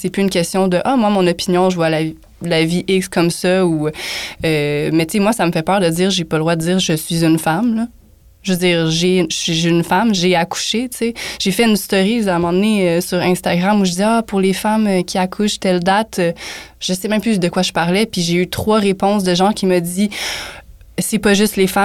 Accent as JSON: {"language": "French", "town": "Montreal", "region": "Quebec", "country": "Canada", "said": "Je viens d'Outremont"}